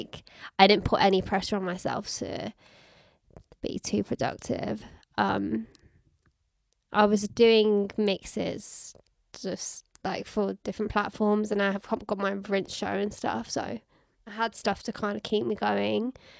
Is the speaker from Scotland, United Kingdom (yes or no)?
no; Birmingham, West Midlands, United Kingdom; now in London, United Kingdom; I'm from Birmingham